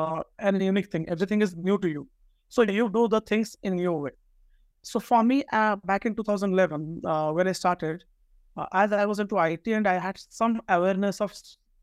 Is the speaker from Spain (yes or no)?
no; Odisha, India; moved away as an adult; also born or lived in Bangalore; I come from Odisha, Eastern India state